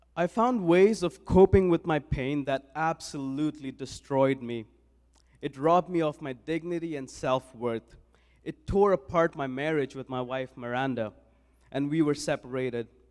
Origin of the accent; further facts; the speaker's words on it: New Delhi, Delhi, India; moved away as an adult; now in Saskatoon, Canada; I was born and raised in New Delhi, India